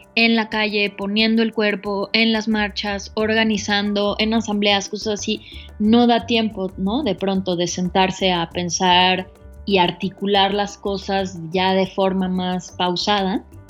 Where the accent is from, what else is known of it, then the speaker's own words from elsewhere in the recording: Mexico City, Mexico; moved away as an adult; also born or lived in United States; yo soy de la Ciudad de México